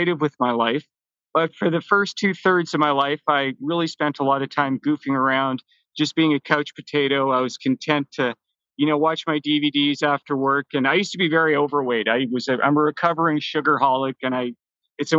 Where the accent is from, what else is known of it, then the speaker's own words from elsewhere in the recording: Vancouver, British Columbia, Canada; also born or lived in Toronto; I was born in Toronto, but mostly I've grown up in Vancouver